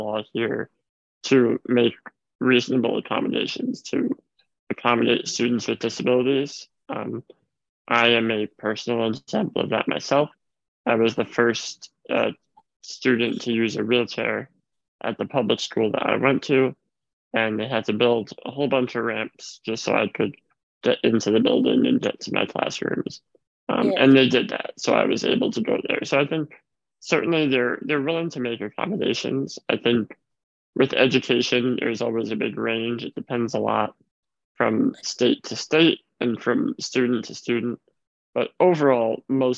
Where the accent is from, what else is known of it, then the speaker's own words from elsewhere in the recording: New York, United States; I'm from New York, probably the most big progressive city in the United States